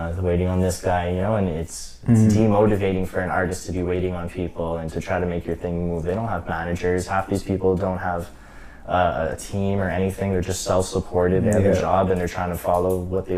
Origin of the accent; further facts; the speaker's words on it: Côte Saint-Luc, Quebec, Canada; I'm from Côte Saint-Luc